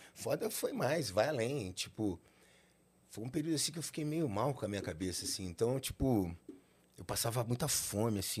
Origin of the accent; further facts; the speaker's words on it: Rio de Janeiro, Brazil; now in São Paulo, Brazil; Eu nasci no Rio de Janeiro, no hospital de Botafogo